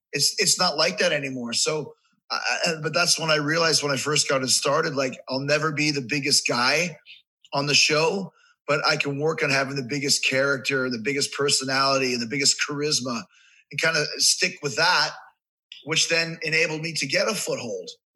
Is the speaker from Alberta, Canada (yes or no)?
no; Winnipeg, Manitoba, Canada; moved away as an adult; also born or lived in Manhasset, Long Island, New York; now in United States; I grew up in Canada, so I consider myself Canadian. I lived there for like 20 years.